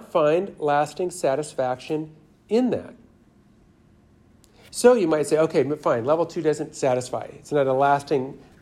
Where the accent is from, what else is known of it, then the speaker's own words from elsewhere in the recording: Los Angeles, California, United States; I'm from Los Angeles